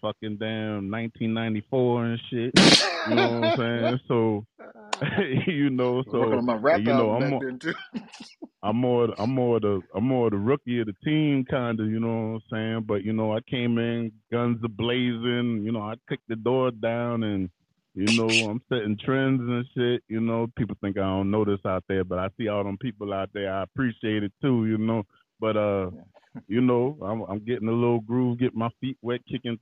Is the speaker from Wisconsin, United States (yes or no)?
no; Charleston, South Carolina, United States; Born and raised in Charleston, South Carolina.